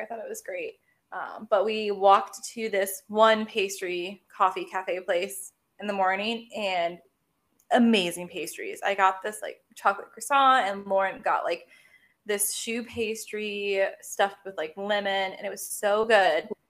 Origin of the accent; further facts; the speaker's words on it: United States; as an American